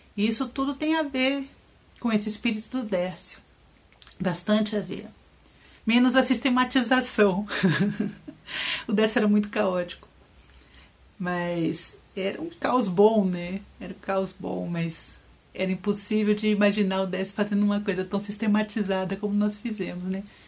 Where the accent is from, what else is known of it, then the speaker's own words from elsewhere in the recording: Santos, São Paulo, Brazil; moved away; minha família está aí, minha mãe, eu passei um tempo da minha infância em Santos, morei aí